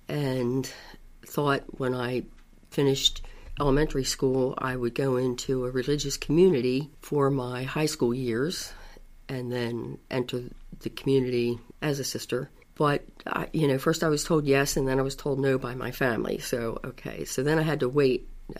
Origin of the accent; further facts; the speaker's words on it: Baltimore County, Maryland, United States; I was born in Baltimore City, and about the age of 5, I moved to Baltimore County